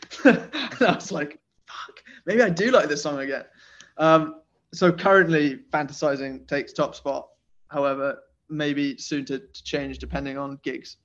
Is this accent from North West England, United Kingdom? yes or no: no; Nottingham, East Midlands, United Kingdom; now in London, United Kingdom; So I grew up in Nottingham, which is in England